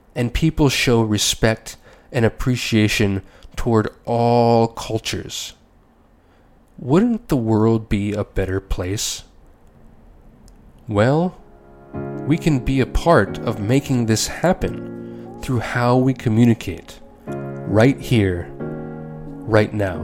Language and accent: English; United States; As an American